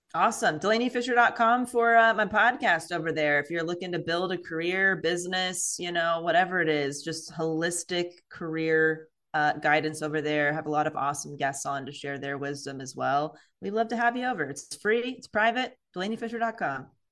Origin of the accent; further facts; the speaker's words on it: California, United States; I grew up in California